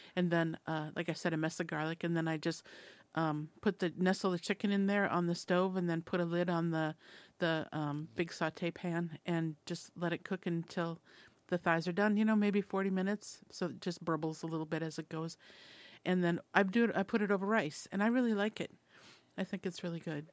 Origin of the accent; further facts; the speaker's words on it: Minnesota, United States; I'm from Minnesota